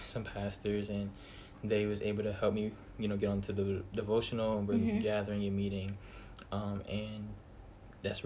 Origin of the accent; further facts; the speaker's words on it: Clinton, Maryland, United States; also born or lived in Hampton, Virginia; I'm from Clinton, Maryland.